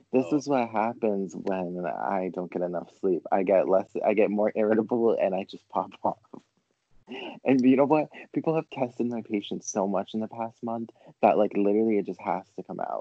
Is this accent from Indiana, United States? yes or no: no; Rhode Island, United States; I'm from Rhode Island. Like, so I just live in the fucking state of like beaches everywhere.